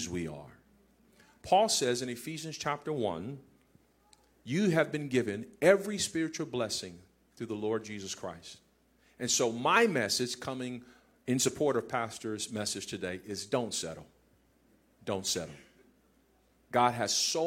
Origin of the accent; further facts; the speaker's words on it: Compton, California, United States; I grew up in Compton. We had Sunny Delight in Compton, California.